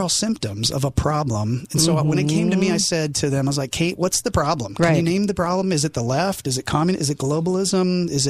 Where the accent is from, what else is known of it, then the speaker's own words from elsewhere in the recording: South Korea; also born or lived in England / Japan; now in United States; I didn't grow up in America. I was born in England, raised in Korea, served in Japan my entire Air Force career.